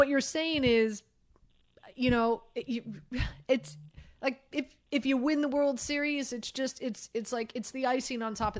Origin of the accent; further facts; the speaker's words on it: Miami, Florida, United States; I grew up in Miami.